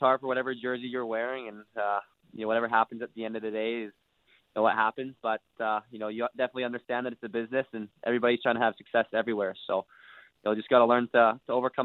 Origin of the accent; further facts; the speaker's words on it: Vancouver, British Columbia, Canada; moved away; come home to my hometown and play for the Vancouver Giants.